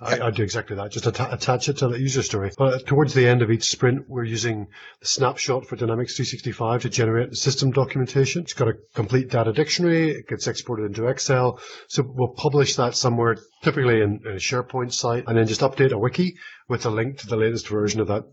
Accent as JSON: {"language": "English", "region": "Northern Ireland", "country": "United Kingdom", "tie": "born or raised there", "also_born_or_lived": "Scotland / England", "moved": "yes", "said": "I grew up in Northern Ireland. I lived in Scotland for a long time and then in England"}